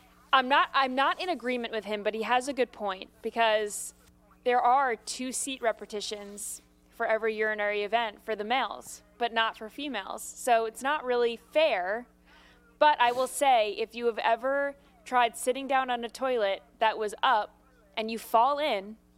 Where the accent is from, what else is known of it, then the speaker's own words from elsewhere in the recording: New York, United States; I grew up in New York